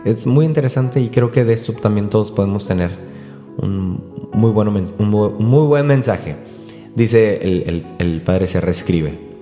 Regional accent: Río Bravo, Tamaulipas, Mexico; mi pueblo, yo soy de Río Bravo, Tamaulipas

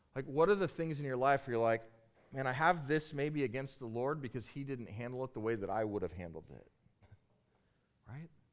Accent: Bakersfield, California, United States; I grew up in Bakersfield, California, and in Bakersfield, California, everybody hunts

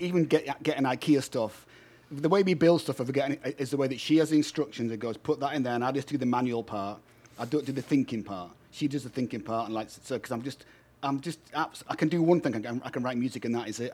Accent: United Kingdom; now in United States; I'm a Brit

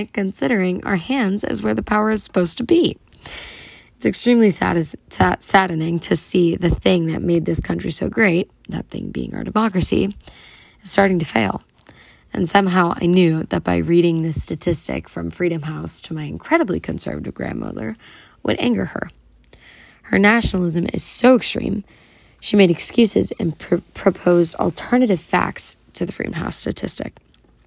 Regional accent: United States; as an American

